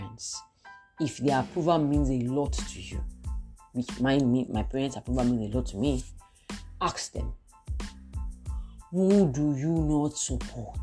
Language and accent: English; South West Nigeria, Nigeria; I'm from the Southwest. I'm Yoruba